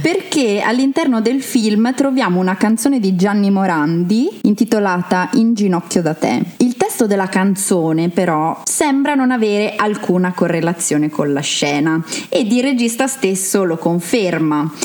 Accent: Trento, Trentino-Alto Adige, Italy; sono una trentina doc

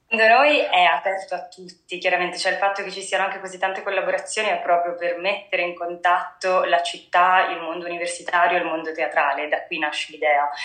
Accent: Treviso, Veneto, Italy; also born or lived in Padua; io sono di Treviso

